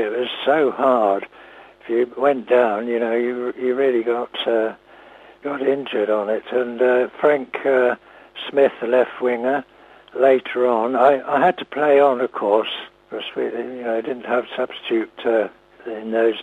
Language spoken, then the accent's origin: English; Beaconsfield, South East England, United Kingdom; I was born in Beaconsfield, so I'm very local